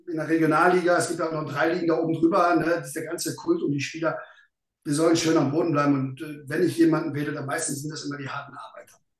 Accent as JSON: {"language": "German", "area": "the West", "region": "western Germany", "country": "Germany", "tie": "born or raised there", "also_born_or_lived": "Berlin", "lives_now": "Aachen, Germany", "said": "ich einfach auch irgendwo ein Stück weit ein Kind des Westens bin"}